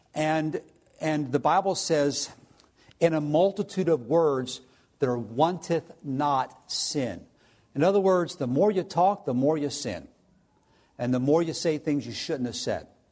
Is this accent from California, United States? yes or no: no; New Jersey, United States; now in Findlay, United States; I'm from South Jersey